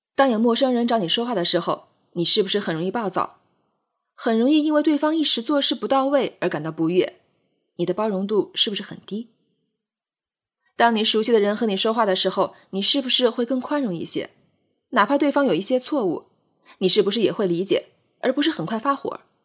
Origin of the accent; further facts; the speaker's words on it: Jiangxi, China; 我会先说自己是江西人